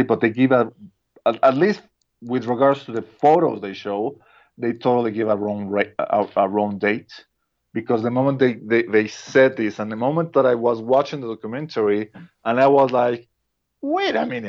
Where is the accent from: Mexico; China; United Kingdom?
Mexico; first language Spanish; English is a second language; I'm a Mexican. Spanish is my mother tongue